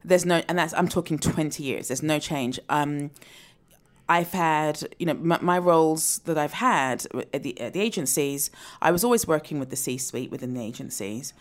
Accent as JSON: {"language": "English", "country": "United Kingdom", "said": "I'm a black British woman"}